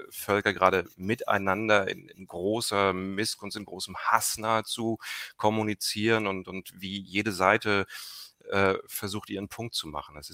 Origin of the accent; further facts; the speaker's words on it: East Germany, Germany; ich bin als Kind in der DDR geboren. Ich weiß, wie es ist, in einem medial abgeschotteten Umfeld aufzuwachsen